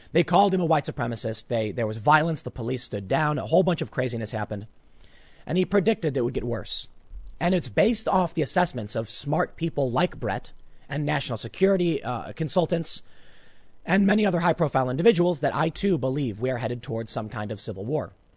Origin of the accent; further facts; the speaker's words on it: Chicago, Illinois, United States; I grew up on the South Side